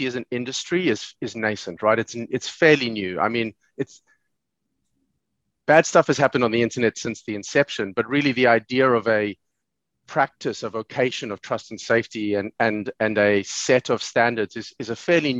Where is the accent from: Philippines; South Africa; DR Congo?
South Africa; now in Dublin, Ireland; I live in Dublin now, but I grew up in South Africa in the 80s and the 90s